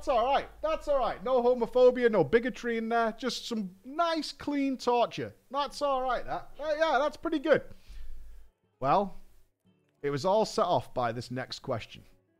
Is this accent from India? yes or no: no; England, United Kingdom; I explained that I'm from England.